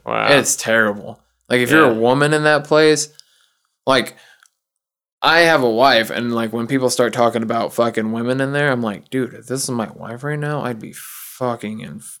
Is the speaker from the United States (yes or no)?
yes; the South, United States; I grew up in the South, too, and I've heard that expression before.